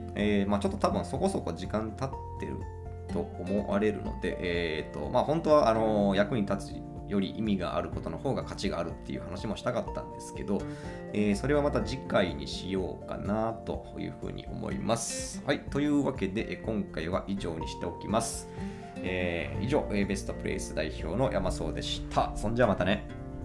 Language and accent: Japanese; Imabari, Ehime, Japan; 今治市私の地元ですね